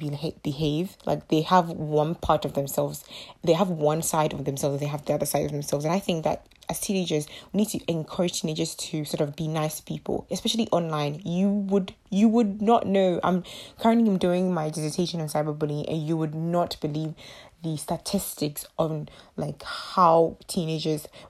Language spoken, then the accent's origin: English; Ghana; my mother is in Ghana, so I am from Ghana